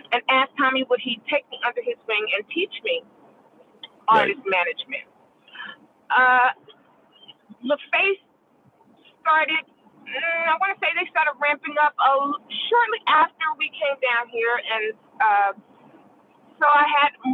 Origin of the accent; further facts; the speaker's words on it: Philadelphia, Pennsylvania, United States; I grew up in Philadelphia and Philly, you know, Philly International.